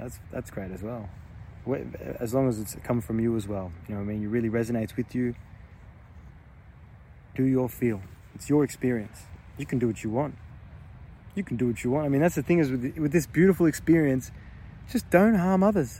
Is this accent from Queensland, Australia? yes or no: no; Victoria, Australia; I'm from Victoria. I'm in New South Wales at the moment.